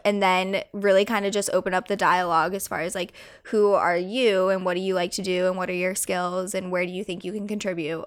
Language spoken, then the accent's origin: English; Colorado, United States; growing up in Colorado and growing up on a ranch